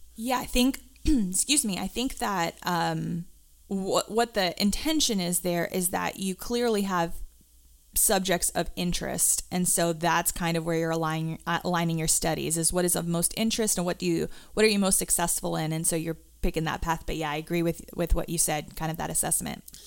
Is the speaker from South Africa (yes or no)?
yes; South Africa; moved away; I grew up in South Africa